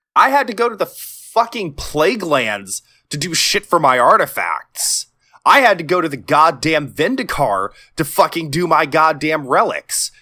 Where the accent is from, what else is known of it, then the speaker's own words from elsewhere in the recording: Texas, United States; I'm Texan, so I kinda dropped my D a little bit